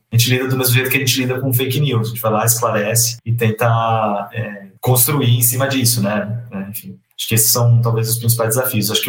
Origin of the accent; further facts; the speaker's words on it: São Bernardo do Campo, São Paulo, Brazil; Mas, enfim, cresci lá na, na Vila Paulicense, em São Bernardo.